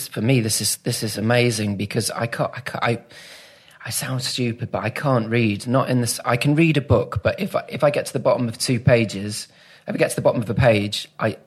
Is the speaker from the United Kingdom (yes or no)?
yes; Manchester area, North West England, United Kingdom; also born or lived in St Albans, Hertfordshire; I was born in St Albans, so Hertfordshire. Mm. Dad's a lifelong Watford supporter, so we're from down that area. And then folks moved up here when I was 8 or 9